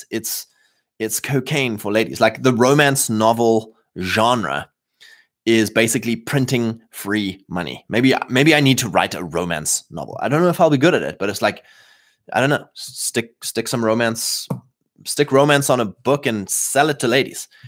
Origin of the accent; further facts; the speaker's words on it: Canada; Welcome, fine sir. I'm Canadian.